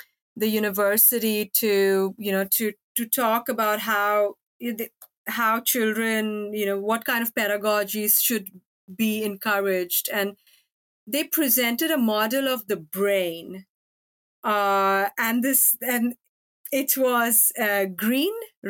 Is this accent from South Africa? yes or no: no; India; moved away; also born or lived in Norway; I grew up in India